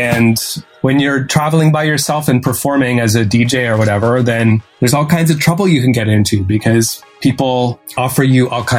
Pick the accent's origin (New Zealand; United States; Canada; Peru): Canada; that's one piece that you have as an advantage over me as a Canadian.